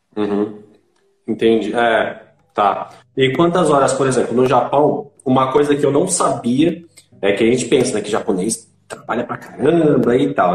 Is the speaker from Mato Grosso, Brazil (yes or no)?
no; Itanhaém, São Paulo, Brazil; moved away as an adult; now in Boituva, Brazil; eu só estou 10 anos aqui eu vivi minha vida inteira lá em Itanhaém, Baixada Santista